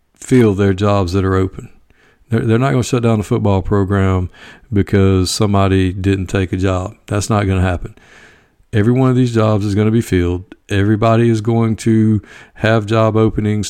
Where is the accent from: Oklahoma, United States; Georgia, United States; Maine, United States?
Georgia, United States; Evans; Greenbrier, which is located in my hometown